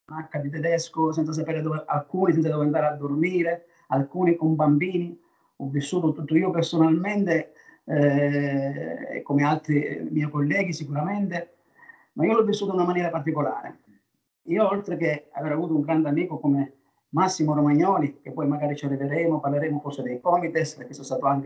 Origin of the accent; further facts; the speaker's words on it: Naples, Campania, Italy; io sono di Napoli, io sono di qua